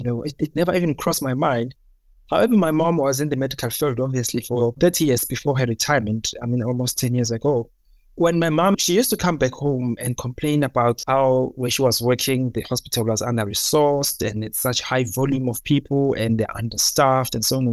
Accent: Durban, KwaZulu-Natal, South Africa; moved away as an adult; also born or lived in Free State / Cape Town; now in Johannesburg, South Africa; I was born in Durban, KwaZulu-Natal, in the south of Durban. Yeah, I was born in a township

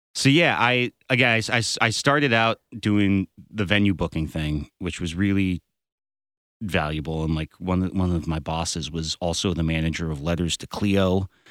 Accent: Berkeley, California, United States; now in Los Angeles, United States; I'm going back up to my hometown and playing in Berkeley

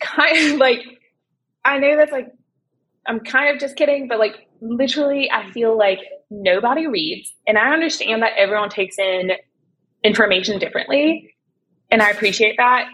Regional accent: Canada; I'm originally from Canada

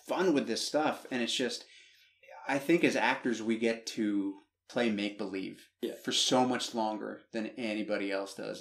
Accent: United States; accent: American; moved away; I'm not from America

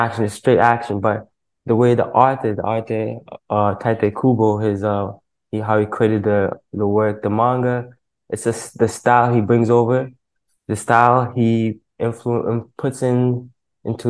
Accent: Toronto, Ontario, Canada; I'm from the east side of Toronto. It's a little spot called Scarborough

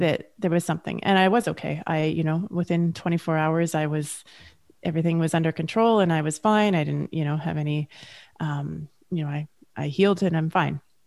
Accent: Canada; Julie and I are both Canadian

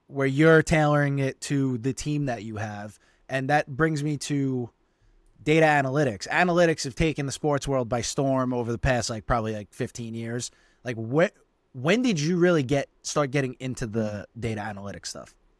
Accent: New York City, New York, United States; We both grew up in Staten Island

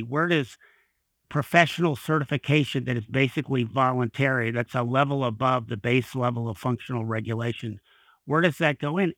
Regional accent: Kentucky, United States; I worked for a state legislature in my home state in Kentucky for several years

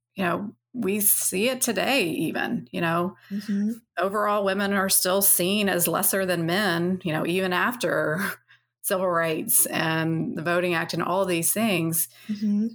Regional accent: Nashville, Tennessee, United States; I grew up in Nashville

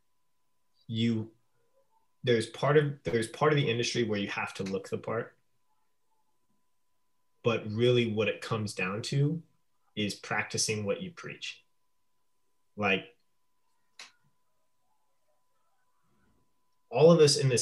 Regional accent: Alaska, United States; also born or lived in Phoenix; now in Portland, United States; I grew up in Alaska.

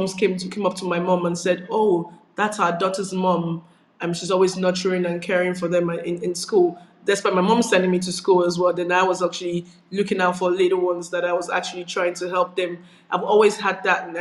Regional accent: Nigeria; moved away as an adult; now in United Kingdom; I grew up in Nigeria where I was born. And I relocated as an adult, actually, into the United Kingdom.

